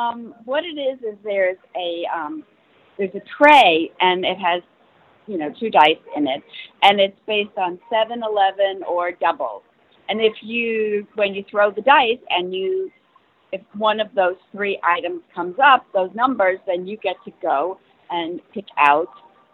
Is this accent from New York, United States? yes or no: yes; New York, United States; I'm from New York.